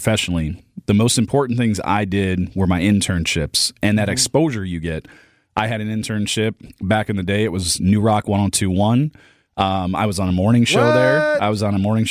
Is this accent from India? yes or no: no; North Central Wisconsin, United States; I grew up in North Central Wisconsin